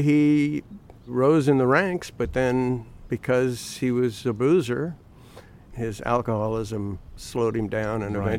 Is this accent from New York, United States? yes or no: no; New Orleans, Louisiana, United States; I grew up in New Orleans.